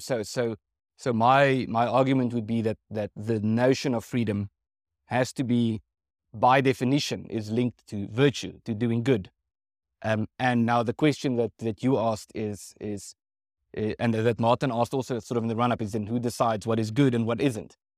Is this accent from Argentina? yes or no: no; South Africa